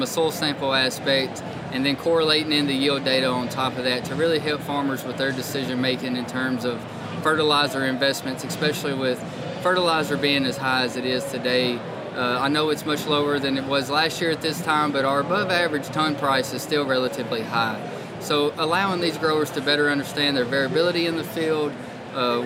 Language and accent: English; Jackson, Tennessee, United States; I grew up in West Tennessee in a town called Jackson